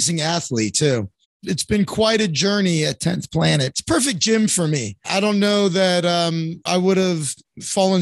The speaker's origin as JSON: {"language": "English", "town": "North Miami Beach", "region": "Florida", "country": "United States", "tie": "born or raised there", "also_born_or_lived": "Orlando / New York / Chicago", "moved": "as an adult", "lives_now": "Santa Monica, United States", "said": "I was born and raised in North Miami Beach, Florida."}